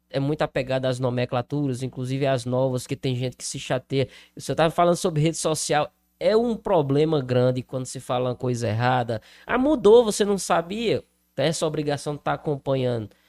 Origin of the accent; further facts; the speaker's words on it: Crato, Ceará, Brazil; now in Juazeiro do Norte, Brazil; Eu sou do Crato, Hoje moro no Juazeiro, mas morei ali, inclusive, na Vila Alta, muito próximo ao Santa Teresa